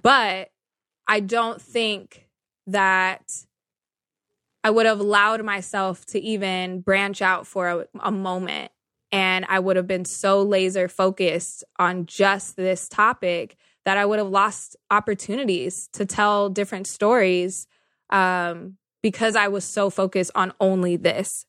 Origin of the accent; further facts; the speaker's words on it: Sacramento, California, United States; I was born and raised in Sacramento, California, so NorCal